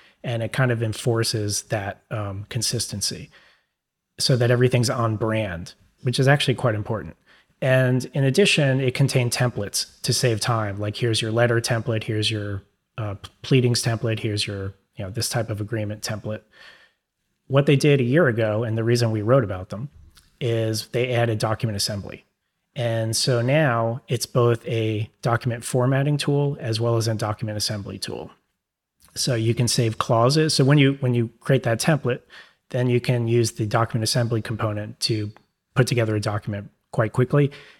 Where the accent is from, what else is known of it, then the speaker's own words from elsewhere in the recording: New York, United States; accent: New York; It might be my New York accent.